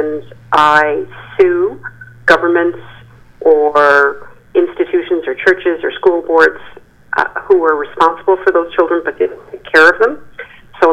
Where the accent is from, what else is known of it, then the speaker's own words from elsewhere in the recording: Newfoundland and Labrador, Canada; also born or lived in Halifax, Nova Scotia; I've lived here my whole life except for the 3 years that I went to law school.